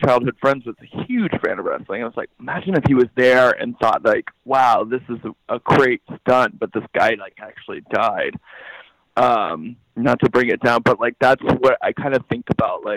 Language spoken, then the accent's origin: English; Southeast Kansas, United States; I grew up in Kansas